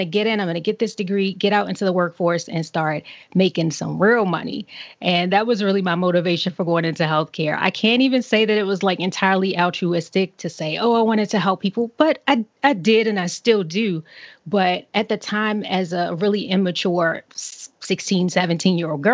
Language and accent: English; Baltimore, Maryland, United States; moved away; I grew up in Baltimore City in the more or less the inner city